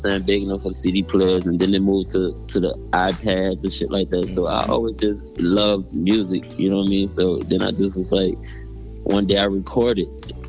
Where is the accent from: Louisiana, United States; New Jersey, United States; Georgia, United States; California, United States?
Louisiana, United States; New Orleans; I'm from New Orleans.